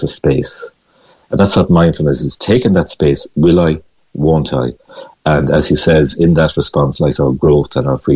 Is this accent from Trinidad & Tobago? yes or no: no; Galway, Connacht, Ireland; moved away; I'm from Galway originally